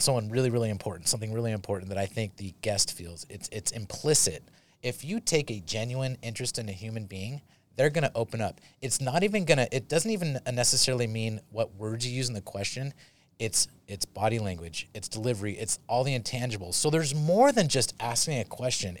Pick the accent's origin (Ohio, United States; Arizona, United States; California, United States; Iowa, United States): California, United States; Saratoga; I'm from Saratoga